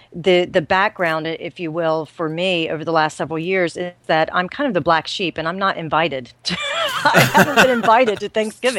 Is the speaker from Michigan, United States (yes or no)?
no; South Carolina, United States; I grew up in South Carolina, but my extended family's in Indiana